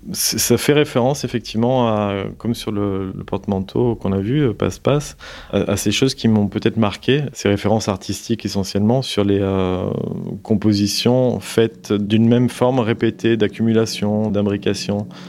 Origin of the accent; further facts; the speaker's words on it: south of France, France; la région d'où je viens, donc du sud de la France